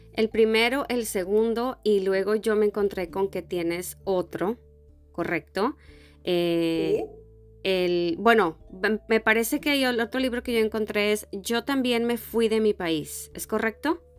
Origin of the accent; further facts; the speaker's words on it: Mexico; moved away; a los mexicanos nos relacionan mucho con los españoles